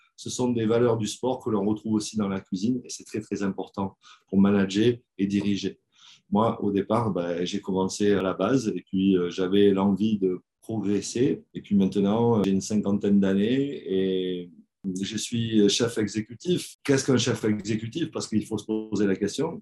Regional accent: Brive-la-Gaillarde, Nouvelle-Aquitaine, France; Donc moi je suis originaire de Brive en France

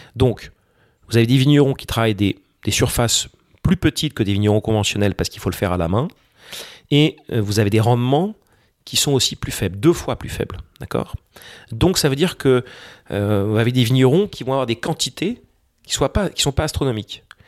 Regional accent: France; quand on est français

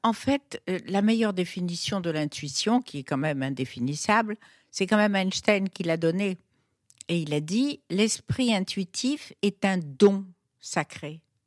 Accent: Fez, Fès-Meknès, Morocco; now in Paris, France; je suis née au Maroc en 1943, qui était un monde totalement féodal, et plus précisément la ville où j'étais, la ville de Fès

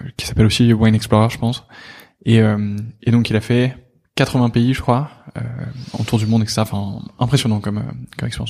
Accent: Lille, Hauts-de-France, France; je suis aussi originaire de Lille

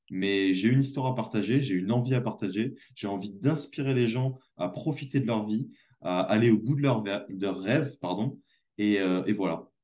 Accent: France; j'avais beau revenir chez moi en France dans cette espèce de luxe et d'opulence qu'on

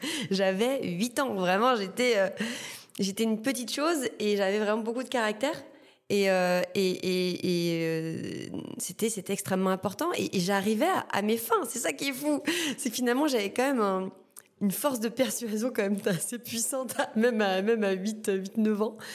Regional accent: Martinique, France; moved away as an adult; bah mon île euh, bah, j'ai grandi en Martinique euh, je suis née là-bas ma famille est là-bas enfin je suis martiniquaise quoi et ouais je suis partie je suis partie dès que j'ai pu

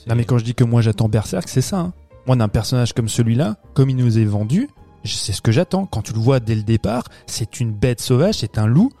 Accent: France; chez nous en France

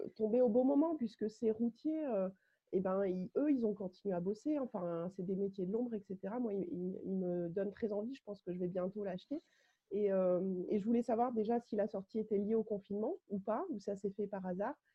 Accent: Clermont-Ferrand, Auvergne-Rhône-Alpes, France; je suis de Clermont-Ferrand

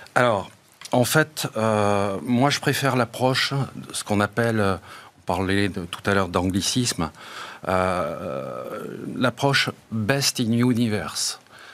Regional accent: Bordeaux, Nouvelle-Aquitaine, France; chez moi à Bordeaux

